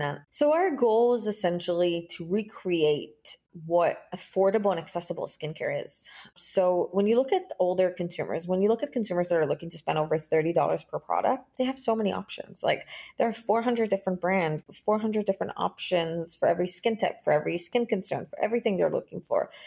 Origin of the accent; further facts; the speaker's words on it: Israel; I was born and raised in Israel